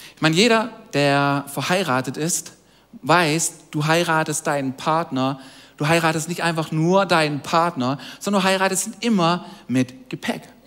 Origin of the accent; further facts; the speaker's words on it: Donaueschingen, Baden-Württemberg, Germany; also born or lived in Villingen-Schwenningen / Waldshut district; now in Tuttlingen, Germany; wir beide sind eigentlich aufgewachsen hier in der Region, in der Umgebung, nämlich im ersten Dorf an der schönen Donau, nämlich in Foren bei Donaueschingen. Da sind wir aufgewachsen